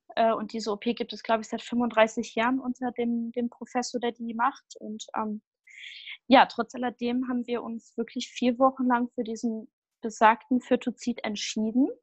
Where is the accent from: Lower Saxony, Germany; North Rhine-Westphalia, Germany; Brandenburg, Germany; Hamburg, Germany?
North Rhine-Westphalia, Germany; Düsseldorf area; ich komme aus dem Raum Düsseldorf